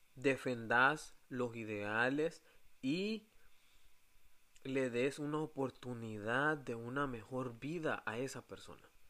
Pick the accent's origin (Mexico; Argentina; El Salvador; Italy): El Salvador; moved away; nosotros como salvadoreños